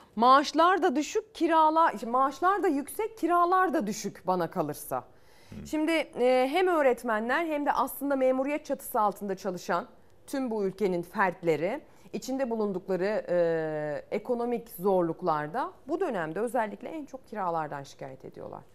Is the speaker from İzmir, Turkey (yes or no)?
yes; İzmir, Turkey; Ben de İzmir'in ilçesinde büyüdüm